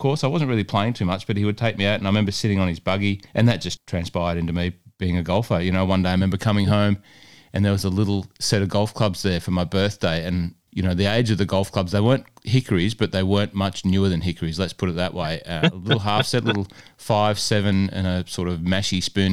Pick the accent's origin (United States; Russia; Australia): Australia; Cessnock, New South Wales; moved away as an adult; now in Melbourne, Australia; in the Hunter Valley at Cessnock, which is, you know, my hometown, but Melbourne's my hometown now and has been for, 20 odd years now.